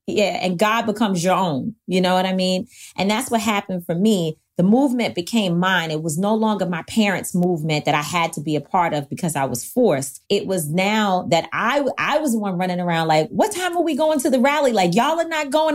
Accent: New York City, New York, United States; In Harlem, in Manhattanville Projects, on one hundred thirty-third Street and Old Broadway

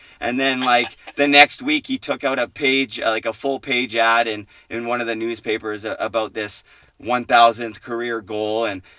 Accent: Port Coquitlam, British Columbia, Canada; Port Coquitlam, my hometown.

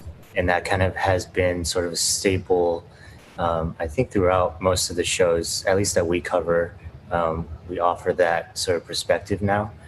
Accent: upstate New York, United States; moved away as an adult; also born or lived in Syracuse, New York; now in Los Angeles, United States; I grew up in New York, upstate New York

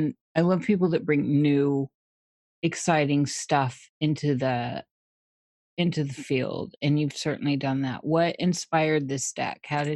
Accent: Des Moines, Iowa, United States; I was born in Des Moines, but I have the Scandinavian section of my family is in the on the border over there by New America

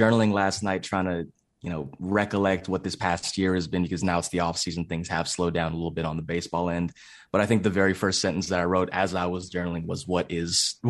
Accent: California, United States; now in Pittsburgh, United States; I'm originally from the San Francisco Bay Area, currently residing in Pittsburgh, Pennsylvania, away from family, away from friends.

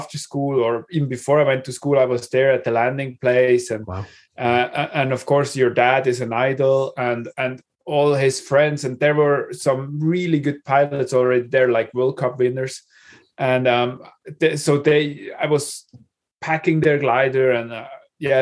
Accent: Kandersteg, Bern, Switzerland; I grew up exactly in the place I still live again. It's Kandersteg. It's in Switzerland

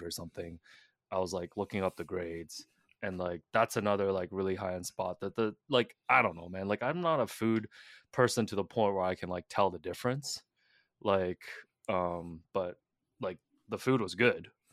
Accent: Hong Kong; moved away; I'm from Hong Kong

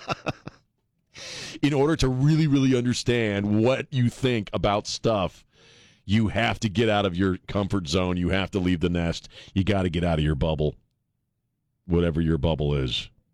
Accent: Maryland, United States; moved away as an adult; also born or lived in Colorado / Los Angeles; now in San Antonio, United States; I grew up mostly in Maryland

